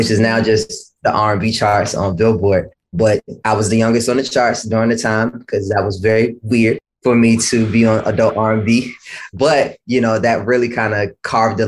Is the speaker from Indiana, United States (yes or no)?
no; Washington, District of Columbia, United States; I'm from Washington, D.C.